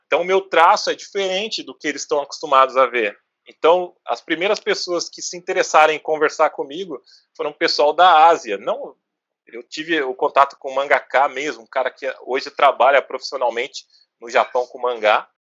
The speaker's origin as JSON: {"language": "Portuguese", "town": "Guarulhos", "region": "São Paulo", "country": "Brazil", "said": "da nossa região, do nosso bairro, a gente é, é bairro dos Pimentas em Guarulhos"}